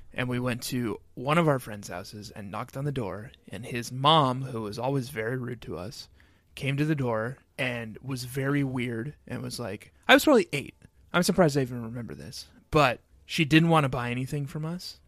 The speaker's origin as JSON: {"language": "English", "town": "Excelsior", "region": "Minnesota", "country": "United States", "tie": "born or raised there", "said": "growing up in Excelsior, Minnesota."}